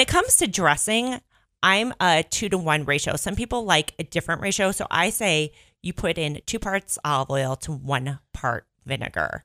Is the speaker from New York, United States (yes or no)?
no; Northbrook, Illinois, United States; accent: Chicago (Mike Ditka); moved away as an adult; also born or lived in Boston area; now in Bend, United States; I am from Northbrook, Illinois